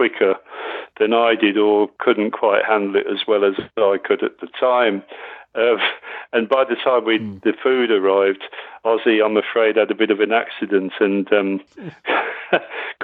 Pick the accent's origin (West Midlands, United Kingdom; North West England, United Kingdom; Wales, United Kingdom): West Midlands, United Kingdom; Birmingham; I'm from Birmingham.